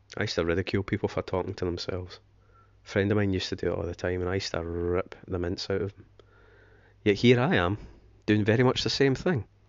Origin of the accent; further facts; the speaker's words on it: Scotland, United Kingdom; moved away as an adult; now in England; being s, a Scotsman, I am half English, but, you know, born and raised in Scotland, I've lived in England for nearly seventeen years now, half my life